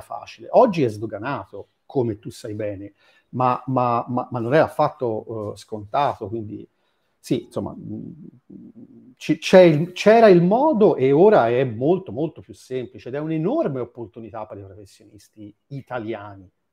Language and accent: Italian; Florence, Tuscany, Italy; accent: Florentine; sono di Firenze